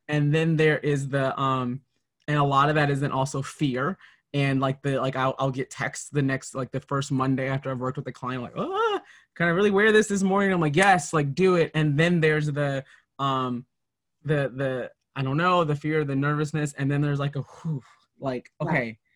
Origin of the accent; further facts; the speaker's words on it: Minnesota, United States; growing up in Minnesota